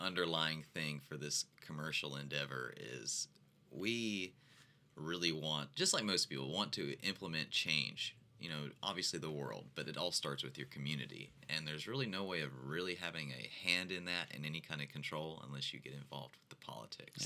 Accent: Nashville, Tennessee, United States; now in Fort Walton Beach, United States; I was born and raised in Nashville

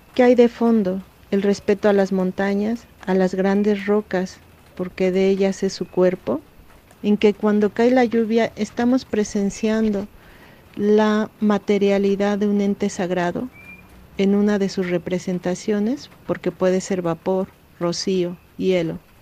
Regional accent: Nezahualcóyotl, State of Mexico, Mexico; now in Oaxaca de Juárez, Mexico; Yo crecí en Ciudad Neza

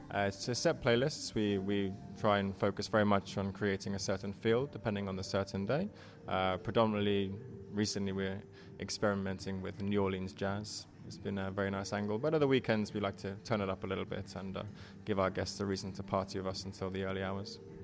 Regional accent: England, United Kingdom; moved away as an adult; now in Helsinki, Finland; i grew up in England. I'm of Irish parents.

